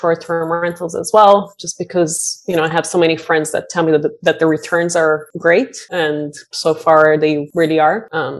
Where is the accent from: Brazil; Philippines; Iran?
Brazil; now in Bay Area, United States; I moved to the Bay Area from Brazil 20 years ago and count my blessings every day that I'm here.